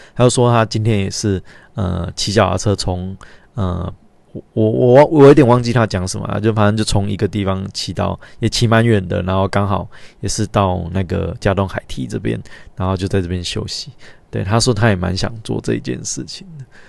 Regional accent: Linbian, Pingtung County, Taiwan; moved away; 我家乡怎么变成这样

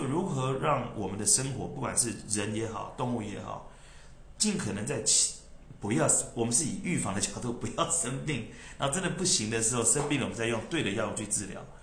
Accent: Taiwan; moved away as an adult; 我反而是更清楚我身为台湾人这件事情的重要性

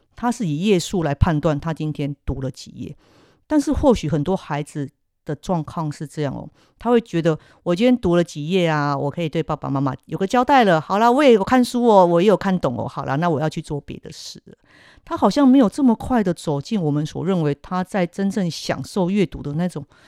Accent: Kaohsiung, Taiwan; 我小时候住在高雄

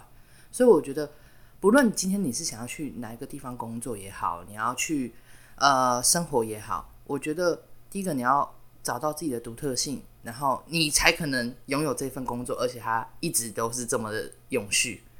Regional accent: Taiwan; 要是我们在大陆这样子，我们可能会被打。那为什么他们在台湾这样子，我们台湾人不敢打他？

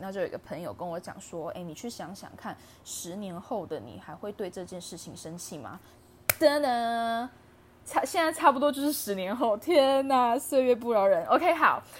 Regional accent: Taiwan; 身为台湾人

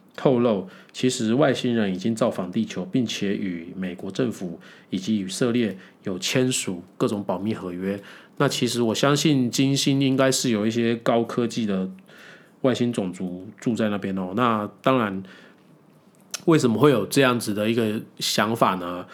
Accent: Taiwan; 我们台湾人

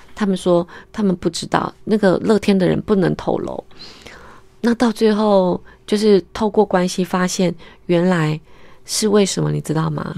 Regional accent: Taiwan; 我们是台湾人

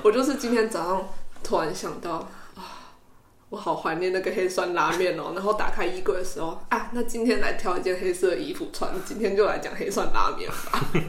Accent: Kaohsiung, Taiwan; 因为我是高雄人

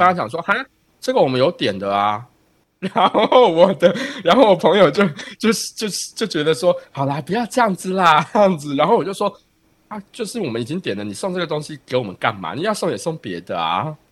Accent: Taiwan; now in United States

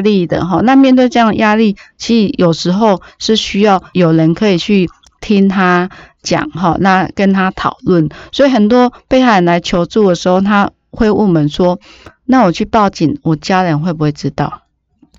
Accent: Taiwan; 我们台湾

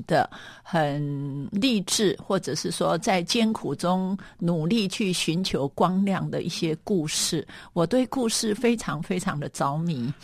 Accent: Meishan, Chiayi County, Taiwan; 我的故乡在嘉义的梅山。梅山它是一个很有趣的地方

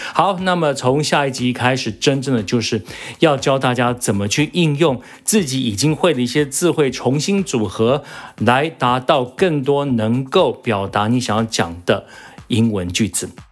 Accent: United States; moved away; 因为我在美国长大

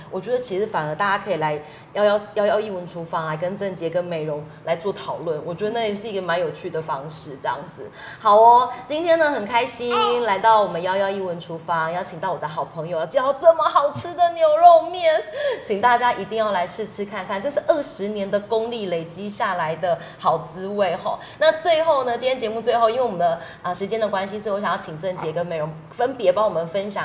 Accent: Tainan, Taiwan; 我自己是南部人嘛，我是台南人

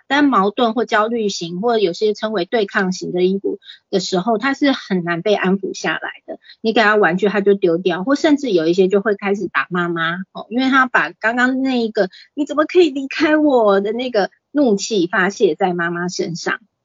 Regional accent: Taipei, Taiwan; also born or lived in Pingtung; 我在台北出生，然后是送到屏东，就是给我阿姨带这样子

